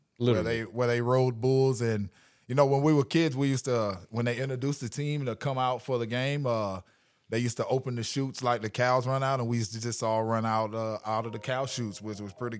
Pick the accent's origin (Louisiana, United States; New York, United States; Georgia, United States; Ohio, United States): Louisiana, United States; I grew up a little bit in Louisiana. My dad's a raging Cajun, so I was born in Louisiana on the football field as a raging Cajun.